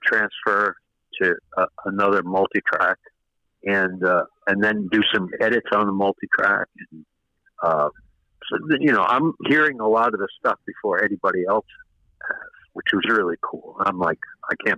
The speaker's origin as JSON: {"language": "English", "region": "New York", "country": "United States", "tie": "born or raised there", "said": "I'm born and raised in New York"}